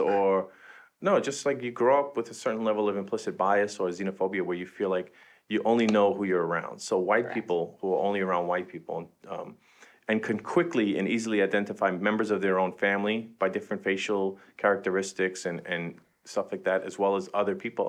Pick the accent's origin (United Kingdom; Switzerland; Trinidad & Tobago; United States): United States; New York City, New York; Jen and I are both from Queens